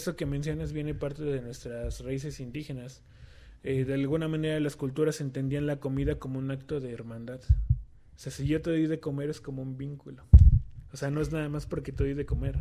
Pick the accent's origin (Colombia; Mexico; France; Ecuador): Mexico; southern Tlaxcala; en esta zona del sur de Tlaxcala, como que estamos muy marcados